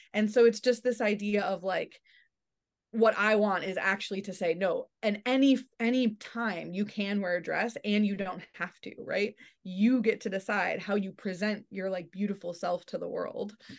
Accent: Michigan, United States; I grew up in, in Michigan in the suburbs

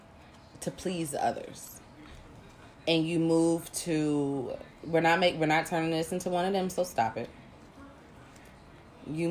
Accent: Virginia, United States; I'm from Virginia.

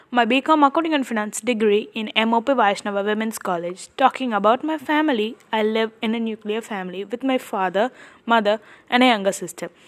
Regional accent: Chennai, Tamil Nadu, India; I am from Chennai.

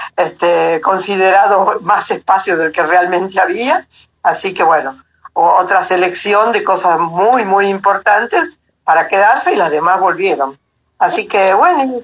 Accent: Alta Gracia, Córdoba, Argentina; also born or lived in Buenos Aires; now in Tucumán, Argentina; yo nací en Buenos Aires, ¿no? Pero hace, desde el año 70 que vivimos en Tucumán, así que ya lo adopté como, como mi lugar en el mundo. Y después Córdoba, la granja de Altagracia, donde me crié con mis padres desde muy chica

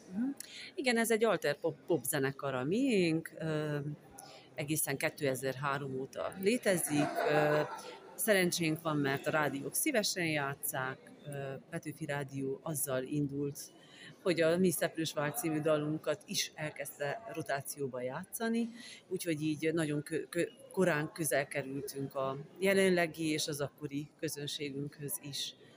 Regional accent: Transylvania, Romania; accent: Transylvanian; Én erdélyi vagyok, e, ez kiderül a hangszínemből és az ízességéből

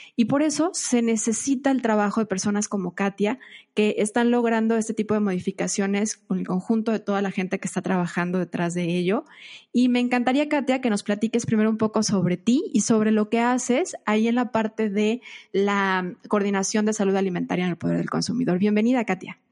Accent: Mexico; para nosotros como mexicanos

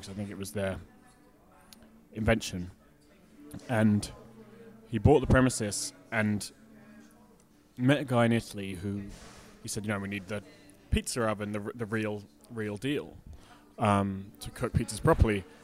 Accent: Scotland, United Kingdom; I'm Scottish.

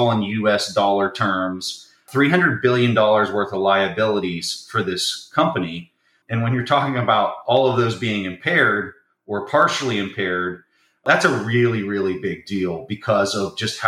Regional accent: Southeast, United States; I'm just down in the Southeast. I'm a Southerner.

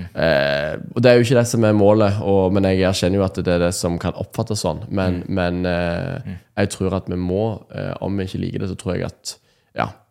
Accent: Nærbø, Rogaland, Norway; jeg kom fra Nærbø på, i Rogaland. Mm. Eh, oppvokst i en sånn, litt sånn tradisjonell eh, kristen familie

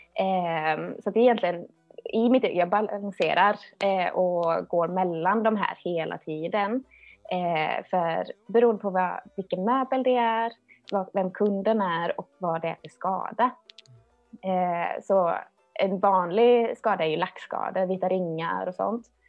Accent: Töllsjö, Västra Götaland, Sweden; jag är uppvuxen i Töllsjö, det ligger mellan Alingsås och Borås.

